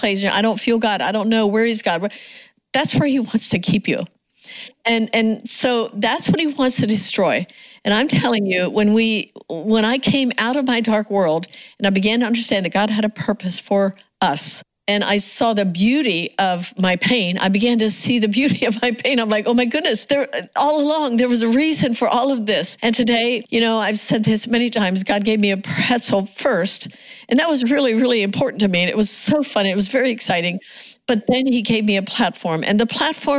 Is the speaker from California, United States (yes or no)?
no; Pennsylvania, United States; we grew up in the Amish culture